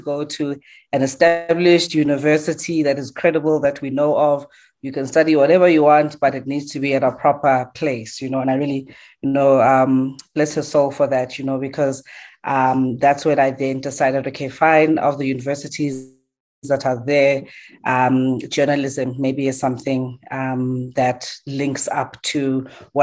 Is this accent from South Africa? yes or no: yes; Johannesburg, Gauteng, South Africa; I'm born in Diepkloof, Soweto